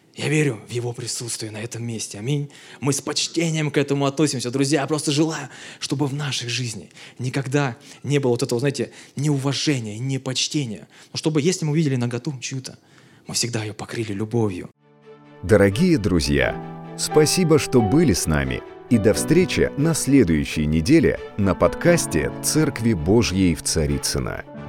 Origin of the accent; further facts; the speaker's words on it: Belovo, Kemerovo Oblast, Russia; now in Moscow, Russia; я сам из Сибири, в городе Белово